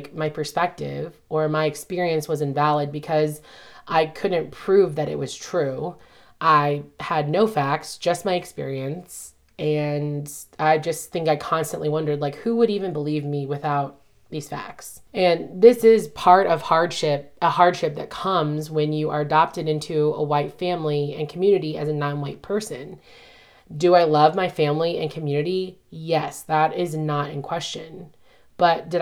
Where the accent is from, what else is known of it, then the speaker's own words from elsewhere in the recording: Southern Indiana, United States; accent: Midwest or Southern; moved away; I grew up in Southern Indiana and lived right across the river from Kentucky.